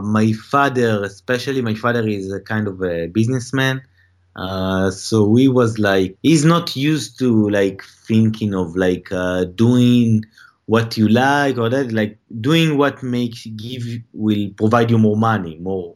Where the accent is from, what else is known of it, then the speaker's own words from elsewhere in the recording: Tel Aviv, Tel Aviv District, Israel; moved away as an adult; now in Los Angeles, United States; I'm from Tel Aviv.